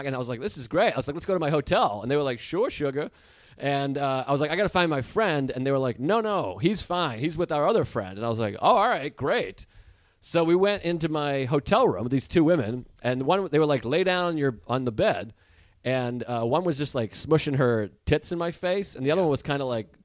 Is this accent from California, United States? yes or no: no; Boston, Massachusetts, United States; moved away; Before I turned 20, I lived in Boston. So I'm from Massachusetts.